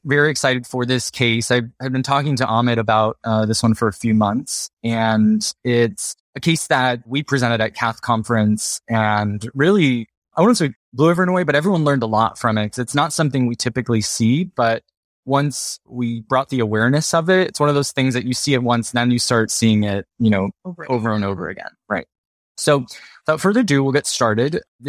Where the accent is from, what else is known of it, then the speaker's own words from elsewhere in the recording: Miami, Florida, United States; moved away as an adult; also born or lived in San Francisco, United States; now in San Diego, United States; I am originally from Miami, Florida.